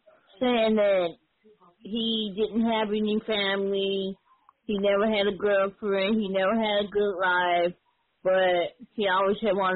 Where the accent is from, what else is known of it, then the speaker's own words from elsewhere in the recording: St. Louis, Missouri, United States; my hometown, St. Louis, Missouri.